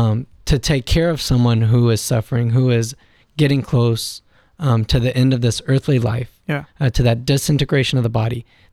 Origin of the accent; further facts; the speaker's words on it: Victoria, Texas, United States; from the Diocese of Victoria in Texas.